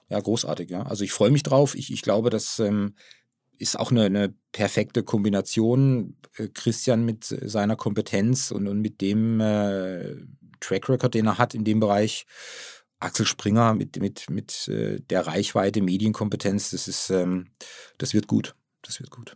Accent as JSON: {"language": "German", "region": "Baden-Württemberg", "country": "Germany", "tie": "born or raised there", "said": "wir kommen ja aus der Region, aus der badischen Region"}